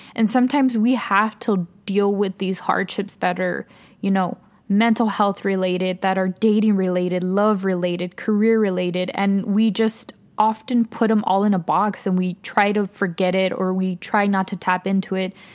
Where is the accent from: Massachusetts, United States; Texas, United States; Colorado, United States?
Texas, United States; El Paso; moved away as an adult; now in Austin, United States; I'm originally from El Paso, Texas. I currently live in Austin, Texas